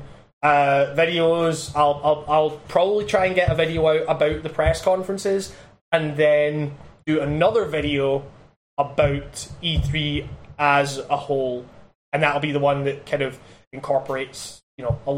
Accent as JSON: {"language": "English", "region": "Scotland", "country": "United Kingdom", "accent": "Scottish", "said": "my Scottish accent"}